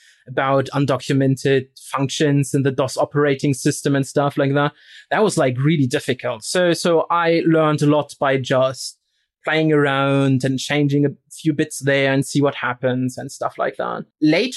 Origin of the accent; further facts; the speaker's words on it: Rostock, Mecklenburg-Vorpommern, Germany; moved away; So I'm from Eastern Germany, right? And I'm actually from a town called Rostock